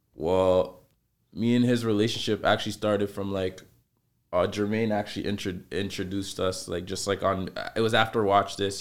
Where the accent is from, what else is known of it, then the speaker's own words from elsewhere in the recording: Toronto, Ontario, Canada; I grew up in the Saint Lawrence Market area.